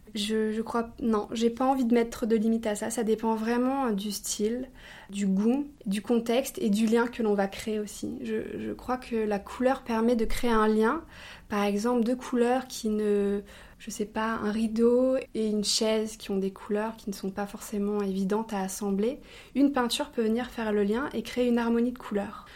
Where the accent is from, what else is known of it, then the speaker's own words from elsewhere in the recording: Avignon, Provence-Alpes-Côte d'Azur, France; Je viens d'Avignon, là où se situe l'entreprise, le siège et l'usine, et également là où est originaire ma famille